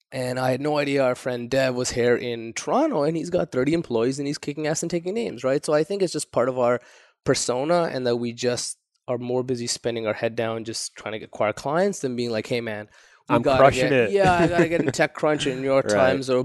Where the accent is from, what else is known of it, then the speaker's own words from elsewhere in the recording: Pakistan; born there; also born or lived in Saudi Arabia / Japan / United States / Canada; So I'm ethnically Kashmiri, what Pakistan and India keep fighting over. So I was born in Pakistan, lived in Saudi Arabia, also lived in Japan, back to Saudi Arabia. Then I've been all over the States.